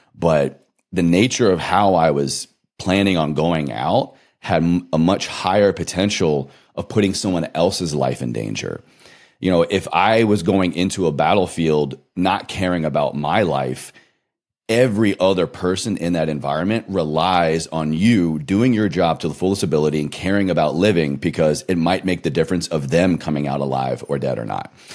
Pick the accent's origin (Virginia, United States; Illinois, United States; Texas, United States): Virginia, United States; Roanoke; moved away; my hometown. I picked up on a recent trip from Roanoke, Virginia